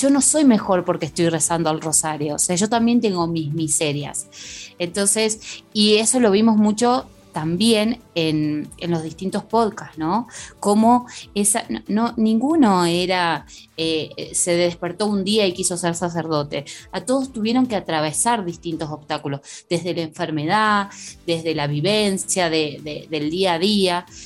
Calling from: Bahía Blanca, Buenos Aires Province, Argentina; Hola José, soy … de Bahía Blanca, Argentina

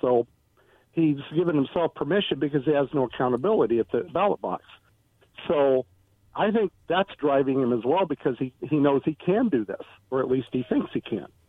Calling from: Richland, Washington, United States; from Richland.

